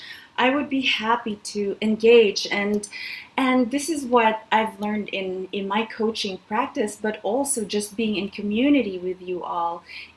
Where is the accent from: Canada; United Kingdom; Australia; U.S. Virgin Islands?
Canada; In Canada, it's lagging a lot. I'm Canadian.